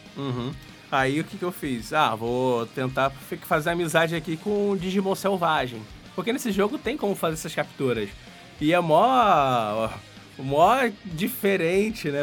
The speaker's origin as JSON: {"language": "Portuguese", "country": "Brazil", "tie": "born or raised there", "said": "eu cresci no Brasil."}